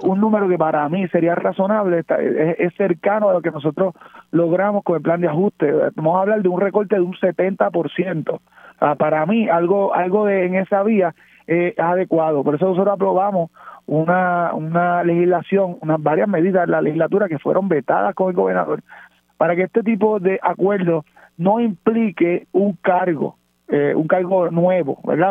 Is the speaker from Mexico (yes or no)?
no; Puerto Rico